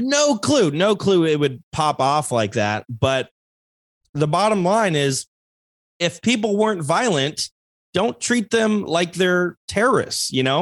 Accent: Alaska, United States; moved away; also born or lived in Queen Creek, Arizona; I am from Alaska

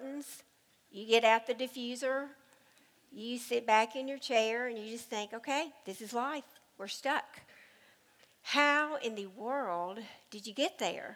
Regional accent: United States; I was raised in the Cumberland River.

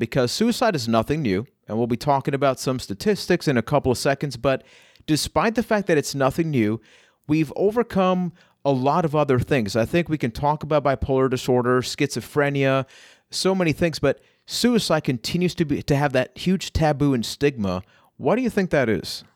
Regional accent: Puerto Rico; I am from Puerto Rico

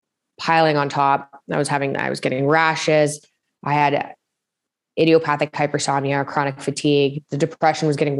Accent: Toronto, Ontario, Canada; also born or lived in Montreal; Grew up, spent most of my childhood in Toronto in Canada

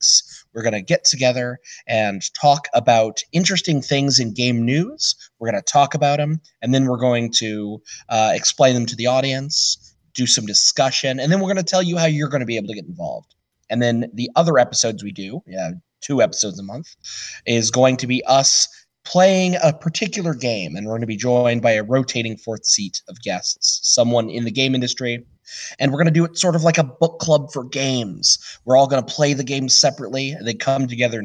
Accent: Ohio, United States; I'm from Ohio

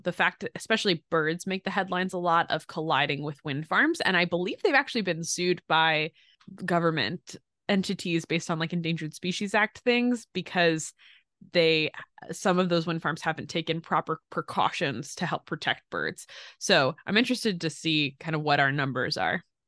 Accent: Pottstown, Pennsylvania, United States; moved away; if I had to never leave my hometown

